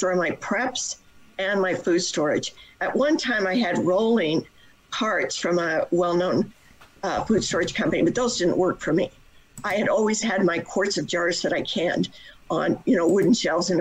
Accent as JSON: {"language": "English", "town": "Las Vegas", "region": "Nevada", "country": "United States", "tie": "born or raised there", "also_born_or_lived": "Utah", "moved": "yes", "said": "I was raised in Las Vegas, Nevada."}